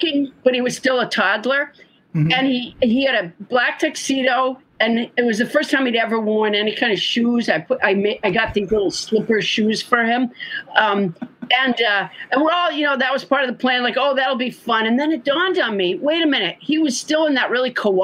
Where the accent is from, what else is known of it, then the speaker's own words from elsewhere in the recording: Massachusetts, United States; also born or lived in Huntsville, Alabama; a month after I was born, they moved up there